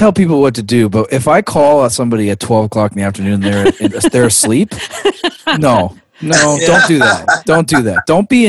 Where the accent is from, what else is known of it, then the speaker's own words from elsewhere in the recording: Canada; I'm Canadian